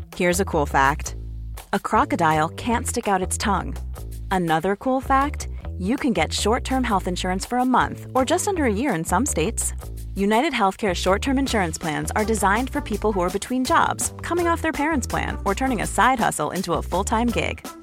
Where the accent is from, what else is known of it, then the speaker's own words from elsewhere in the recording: Norway; moved away as an adult; now in Stockholm, Sweden; jag kommer ju från Norge, så jag var väl på skidor från jag var tre